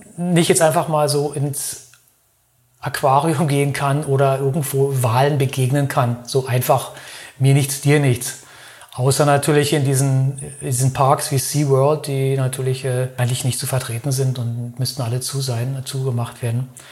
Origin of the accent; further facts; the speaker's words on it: Berlin, Germany; now in Lörrach, Germany; Ich komme eigentlich aus Berlin